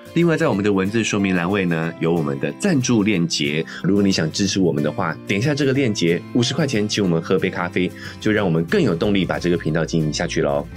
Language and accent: Chinese; New Taipei, Taiwan; moved away as an adult; also born or lived in mainland China; 我们自己在西，呃，新北是有，是有房子的